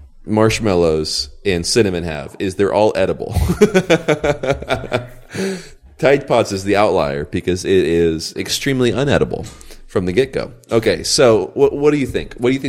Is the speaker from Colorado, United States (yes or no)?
yes; Colorado, United States; I grew up in Colorado. Maybe it's different.